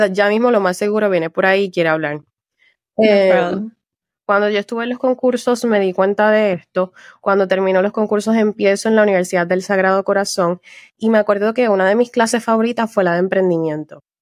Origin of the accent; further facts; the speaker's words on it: Puerto Rico; moved away as an adult; now in France; yo soy de Puerto Rico, nací y criada en Puerto Rico.